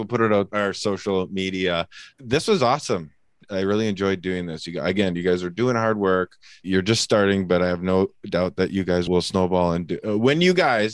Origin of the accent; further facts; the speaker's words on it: Canada; I'm Canadian